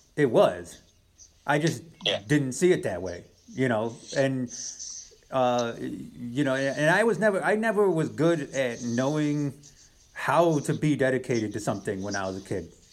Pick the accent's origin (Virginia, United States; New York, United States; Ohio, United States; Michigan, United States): New York, United States; Western; Where we're from